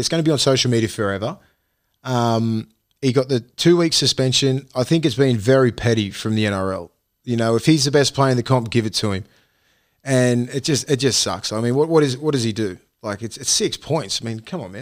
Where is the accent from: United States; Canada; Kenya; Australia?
Australia; I'm from Toronto West. I'm your young kid from commission houses